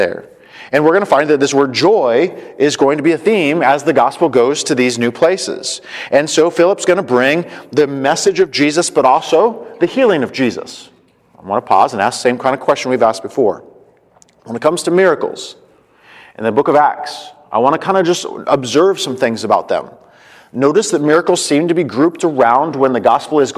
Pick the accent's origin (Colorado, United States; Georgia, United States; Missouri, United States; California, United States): Colorado, United States; I'm from Colorado